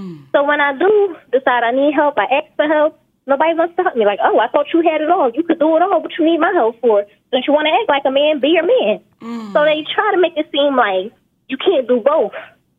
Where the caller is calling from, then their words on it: North Carolina, United States; I'm calling from North Carolina.